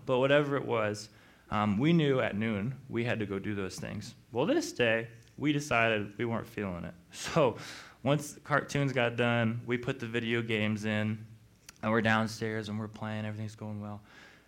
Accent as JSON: {"language": "English", "town": "Missoula", "region": "Montana", "country": "United States", "tie": "born or raised there", "said": "I grew up in Missoula, went to Montana State as a teacher"}